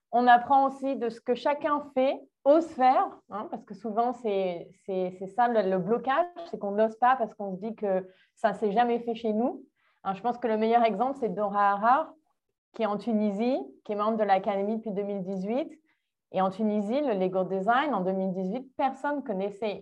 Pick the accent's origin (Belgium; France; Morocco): France; Menton, Provence-Alpes-Côte d'Azur; moved away as an adult; also born or lived in Nice / England / South Africa / Montreal; now in Brazil; je suis née en France à la, à la base. Je suis née dans le sud.